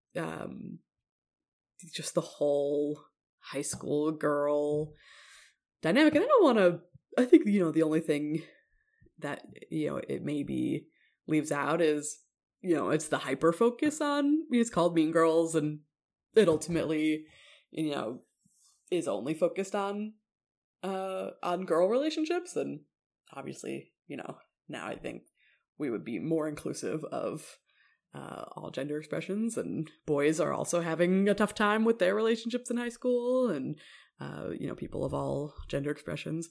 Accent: Evanston, Illinois, United States; it was based on my hometown, uh, or set in my hometown

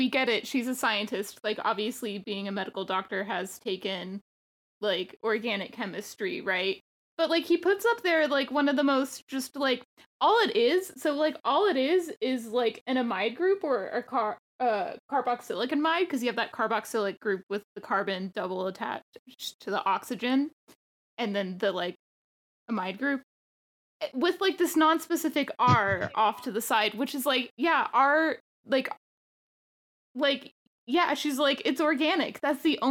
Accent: Texas Panhandle, United States; being a panhandle person

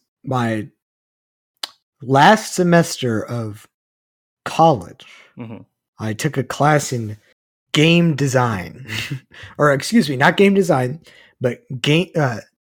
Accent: Texas, United States; we're both from Texas

